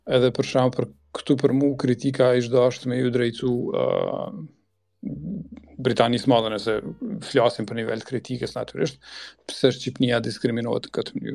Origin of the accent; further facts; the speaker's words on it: Kosovo; now in United Kingdom; e kemi gjetë në si Kosovar kur kemi emigruar